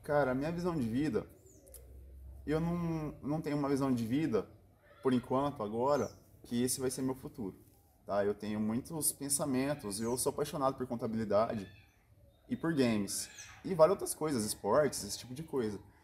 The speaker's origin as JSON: {"language": "Portuguese", "area": "Piguá", "region": "São Paulo", "country": "Brazil", "tie": "born or raised there", "said": "eu sou natural aqui de Piguá, é interior de São Paulo."}